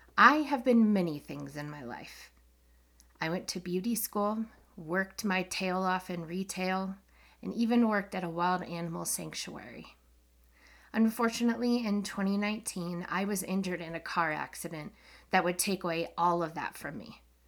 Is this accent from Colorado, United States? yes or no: yes; Colorado, United States; I'm from Colorado, a state full of paranormal and U F O stories.